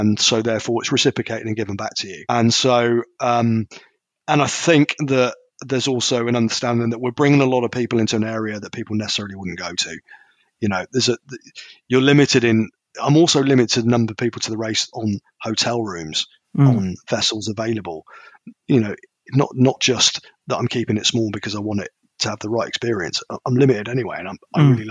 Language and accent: English; United Kingdom; I'm a Brit